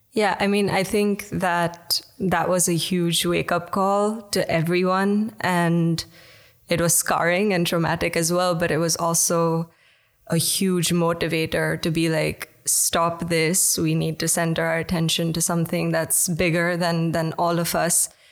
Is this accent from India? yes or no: yes; India; now in Netherlands; I'm from India originally